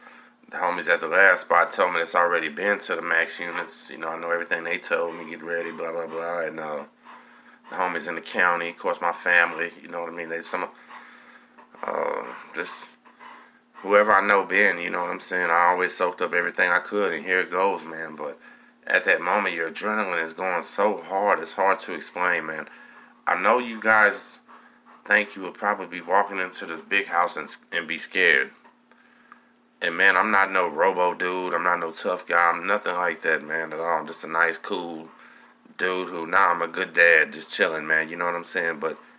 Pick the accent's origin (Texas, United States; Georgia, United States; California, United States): Texas, United States; Galveston; Where you from? I say, I'm from Galveston.